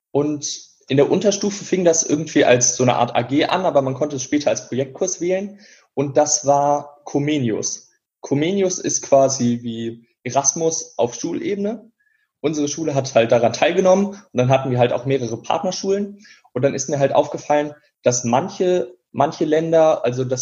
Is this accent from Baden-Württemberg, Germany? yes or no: no; Remscheid, North Rhine-Westphalia, Germany; in meinem Heimatort in Remscheid gibt es halt eine Zeitung